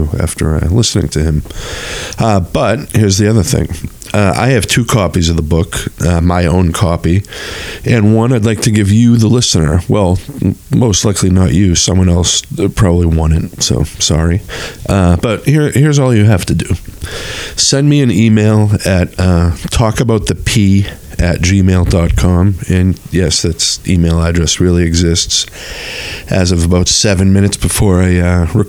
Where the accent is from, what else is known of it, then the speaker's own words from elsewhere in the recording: North Shore, Massachusetts, United States; we were both growing up on the North Shore